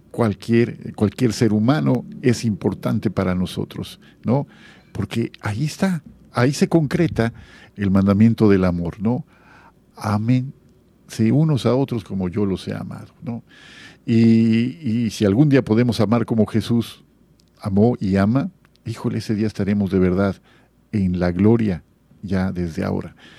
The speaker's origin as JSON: {"language": "Spanish", "region": "Jalisco", "country": "Mexico", "also_born_or_lived": "Guadalajara", "moved": "yes", "lives_now": "Mérida, Mexico", "said": "somos de, allá de Jalisco"}